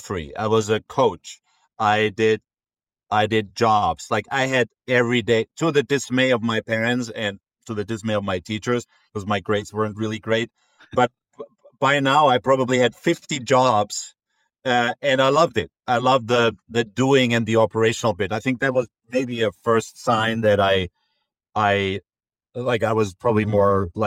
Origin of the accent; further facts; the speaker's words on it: Munich, Bavaria, Germany; moved away as an adult; also born or lived in Frankfurt; now in Boston, United States; I'm originally from Munich, where, you know, I lived my first close to 20 years.